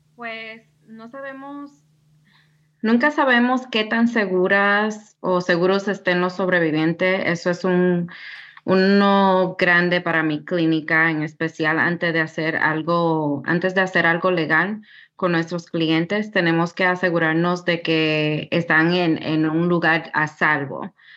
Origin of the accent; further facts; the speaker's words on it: New York City, New York, United States; now in Tennessee, United States; yo soy de Queens, Nueva York. A una temprana edad mis padres um, vinieron de República Dominicana y pues yo y mis hermanos nacimos en New York.